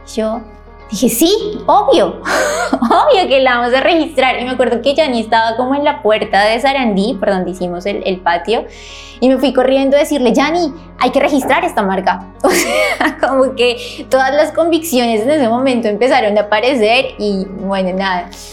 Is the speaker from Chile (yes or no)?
no; Colombia; moved away as an adult; now in Buenos Aires, Argentina; Soy colombiana